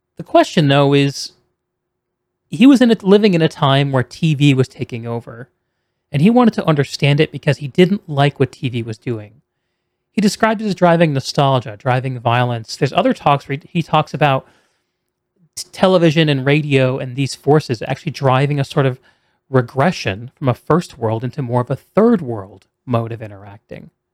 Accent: New England, United States; moved away; also born or lived in South Carolina; I grew up on the East Coast in Yankees land

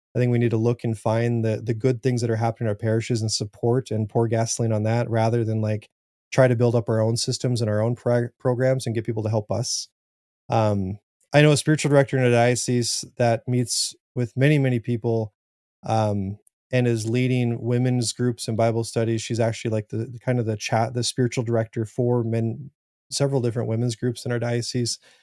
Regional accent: South Dakota, United States; I'm from South Dakota. Farming is huge.

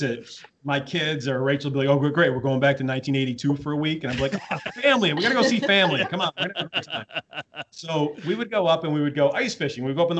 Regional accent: Ogdensburg, New York, United States; now in Long Island, United States; I grew up in Ogdensburg, New York, which is all the way up on the Canadian border. Literally, you can see Canada from the third floor of the house that we bought.

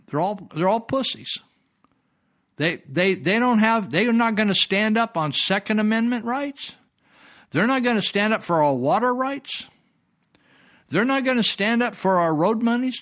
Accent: Marysville, California, United States; a friend I, I grew up with in Marysville

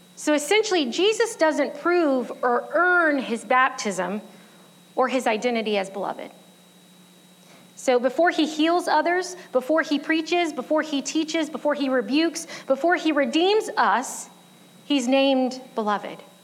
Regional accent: United States; I'm an American

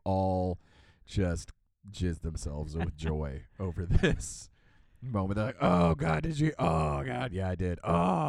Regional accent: United States; as an American

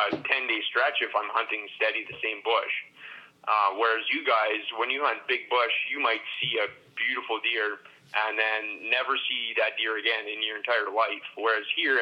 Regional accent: Elm Creek, Manitoba, Canada; I grew up here in Elm Creek, which is a community of about 250 people

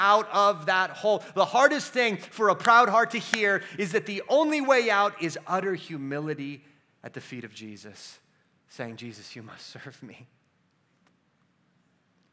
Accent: United States; we as American Christians

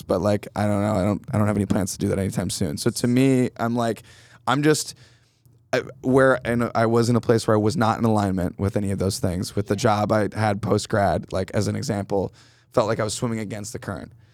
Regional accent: Canandaigua, New York, United States; now in Brooklyn, United States; I'm from outside of Rochester, New York, originally, upstate, um, Canandaigua, to be specific

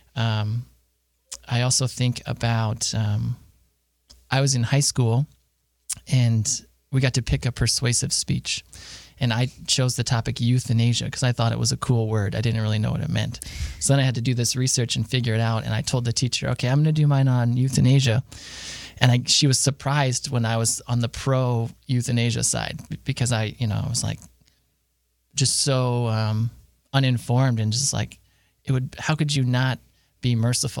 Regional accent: Harrisburg, Pennsylvania, United States; moved away as an adult; now in Bowling Green, United States; I am from Harrisburg, Pennsylvania

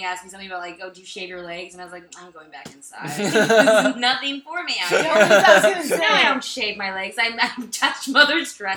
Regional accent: Las Vegas, Nevada, United States; I'm from Las Vegas

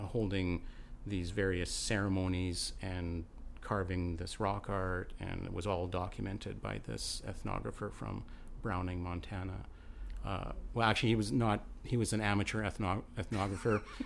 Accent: Alberta, Canada; now in British Columbia, Canada; I come from Alberta

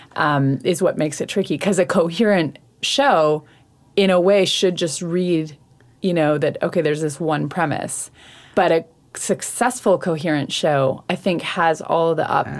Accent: Saint John, New Brunswick, Canada; now in Montreal, Canada; I am originally from St. John, New Brunswick.

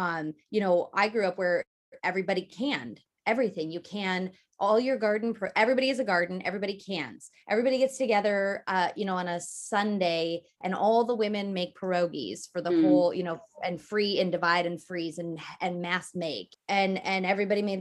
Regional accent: northern Wisconsin, United States; In a small village in northern Wisconsin

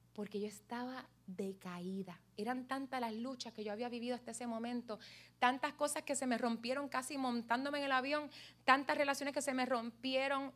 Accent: Puerto Rico; como somos todos puertorriqueños aquí

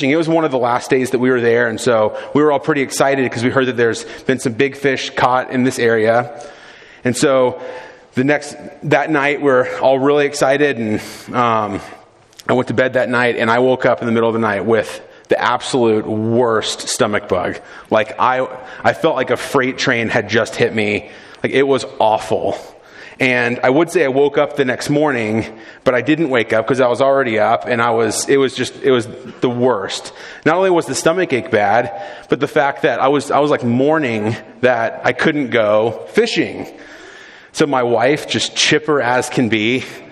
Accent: South Florida, United States; I grew up in South Florida

